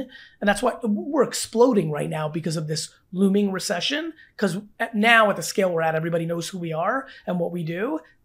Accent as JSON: {"language": "English", "region": "New Jersey", "country": "United States", "tie": "born or raised there", "said": "I grew up in Jersey my whole life"}